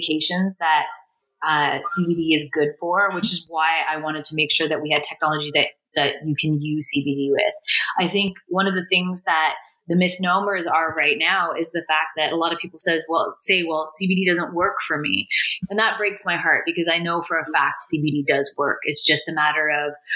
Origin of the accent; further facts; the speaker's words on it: Canada; As a Canadian